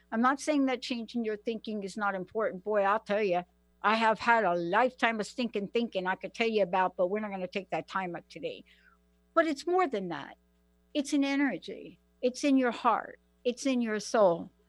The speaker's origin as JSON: {"language": "English", "town": "New York City", "region": "New York", "country": "United States", "tie": "born or raised there", "said": "I am a girl from the Bronx. Many of you know District 14, uh, AOC, Alexandria Ocasio Cortez. That's my district, PS 14. That's where I grew up"}